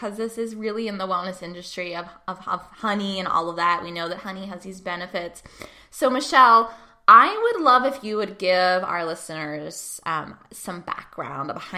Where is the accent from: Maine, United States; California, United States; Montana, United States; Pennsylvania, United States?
Pennsylvania, United States; Pittsburgh; my hometown of Pittsburgh, Pennsylvania